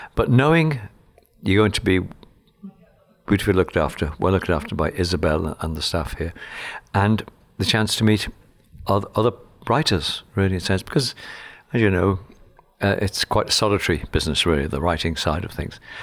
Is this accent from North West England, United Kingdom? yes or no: yes; Liverpool, North West England, United Kingdom; my childhood in Liverpool was rather bleak